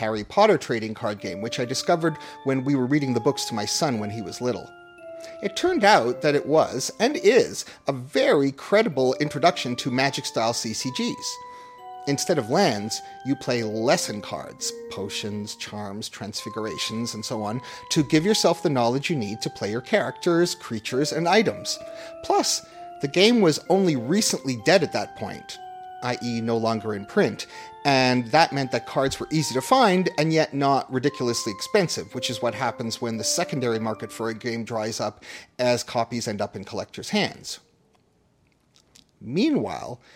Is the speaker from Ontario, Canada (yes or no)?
yes; Toronto, Ontario, Canada; Toronto, my hometown